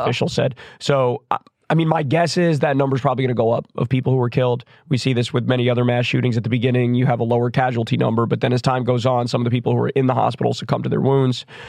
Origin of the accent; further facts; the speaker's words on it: United States; I'm an American